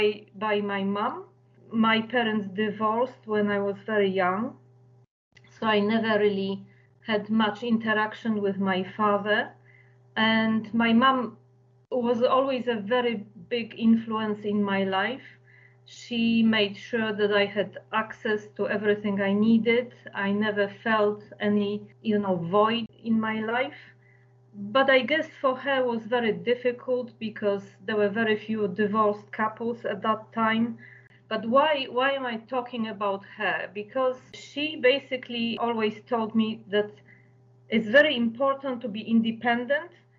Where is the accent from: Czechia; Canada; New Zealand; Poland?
Poland; Kraków, Lesser Poland; moved away as an adult; now in London, United Kingdom; I was born in Poland, was brought up in a beautiful city of Kraków, which is in southern Poland